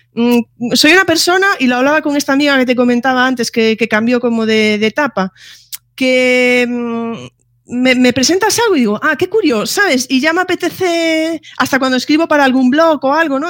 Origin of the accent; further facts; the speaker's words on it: Galicia, Spain; yo ahí soy muy gallega